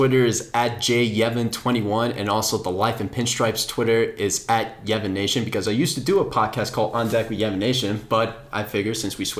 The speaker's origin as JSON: {"language": "English", "town": "New York City", "region": "New York", "country": "United States", "tie": "born or raised there", "said": "my hometown of Brooklyn, New York."}